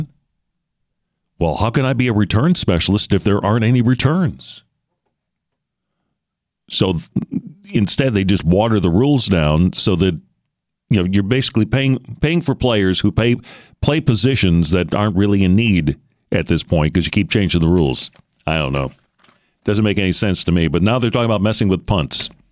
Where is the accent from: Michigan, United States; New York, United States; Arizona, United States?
Michigan, United States; now in Houston, United States; growing up in Michigan